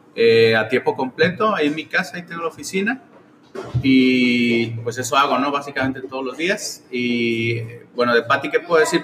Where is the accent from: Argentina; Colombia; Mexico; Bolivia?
Mexico; Tepic, Nayarit; moved away as an adult; also born or lived in Guadalajara; now in Los Cabos, Mexico; yo soy nacido en Tepic, Nayarit. Ah. Eh, a los 18 me fui a vivir a Guadalajara.